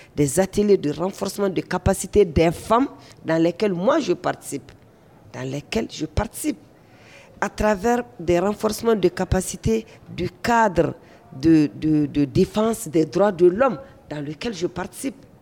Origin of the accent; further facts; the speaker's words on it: Mali; en tant que malienne